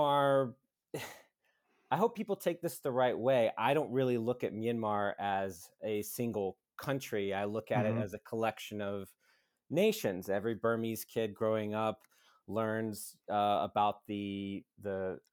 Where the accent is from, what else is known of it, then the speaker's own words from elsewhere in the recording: the South, United States; moved away; I grew up in the U.S.